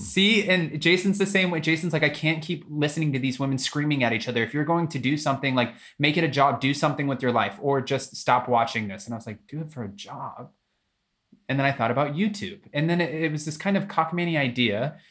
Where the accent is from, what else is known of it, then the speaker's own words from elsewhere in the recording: Florida, United States; now in California, United States; born and raised in Florida